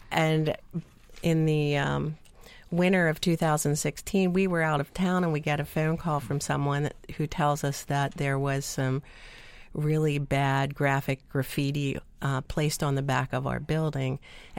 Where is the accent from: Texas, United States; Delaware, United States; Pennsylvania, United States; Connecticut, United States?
Pennsylvania, United States; Ephrata; I am from Ephrata.